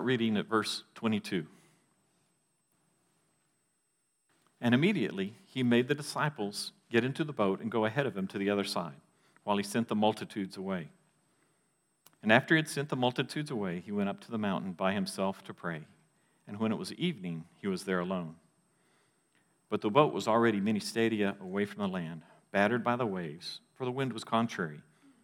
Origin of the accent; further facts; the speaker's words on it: Texas, United States; Growing up in Texas